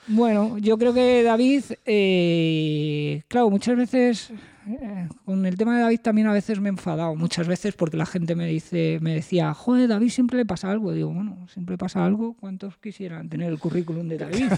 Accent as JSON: {"language": "Spanish", "country": "Spain", "said": "somos los españoles"}